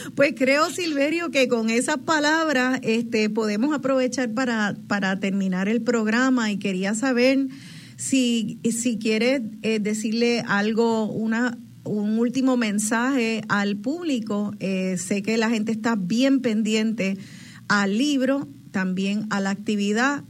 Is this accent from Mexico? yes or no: no; Puerto Rico